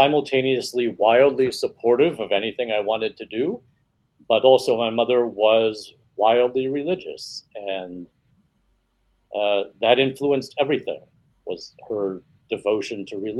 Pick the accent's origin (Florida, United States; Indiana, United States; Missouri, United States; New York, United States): New York, United States; I grew up in a lot of different places, but the majority of my time was spent in a very small town in central New York State.